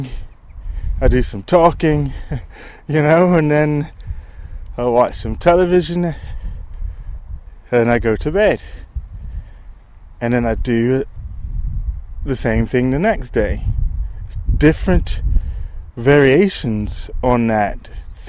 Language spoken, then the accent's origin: English; United States; now in United Kingdom; I'm from the States